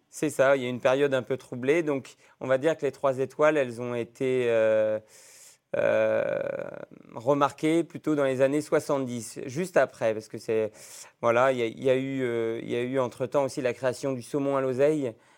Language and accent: French; Roanne, Auvergne-Rhône-Alpes, France; moved away as an adult; now in Iguerande, France; je suis né à Rouen il y a maintenant euh, bientôt 30 ans